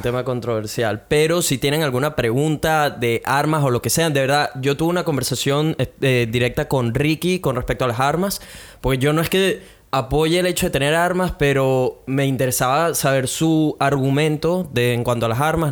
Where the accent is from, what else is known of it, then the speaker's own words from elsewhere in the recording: Venezuela; now in Brisbane, Australia; como buenos venezolanos